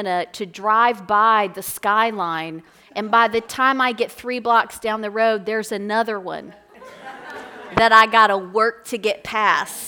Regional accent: Florence, Kentucky, United States; I'm from Northern Kentucky. I grew up right here in Florence.

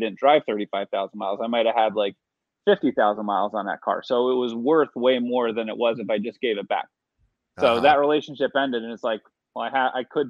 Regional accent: New Jersey, United States; I grew up in New Jersey

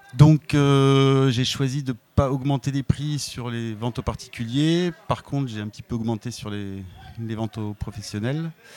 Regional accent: Var, Provence-Alpes-Côte d'Azur, France; quand j'étais gamin dans le Var

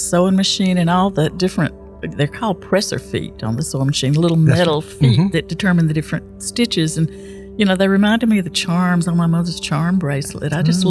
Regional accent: Buena Vista, Georgia, United States; Buena Vista, Georgia.

